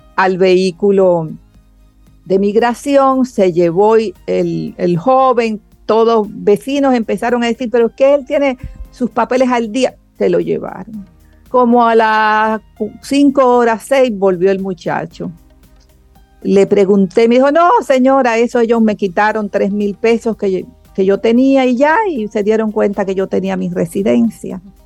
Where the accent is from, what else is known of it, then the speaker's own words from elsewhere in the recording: Dominican Republic; nosotros como cultura dominicana